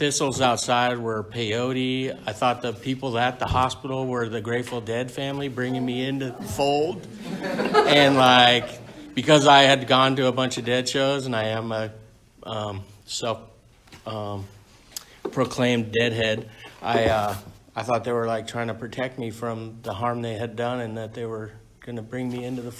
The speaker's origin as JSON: {"language": "English", "town": "San Diego", "region": "California", "country": "United States", "tie": "born or raised there", "said": "I was born and raised in San Diego"}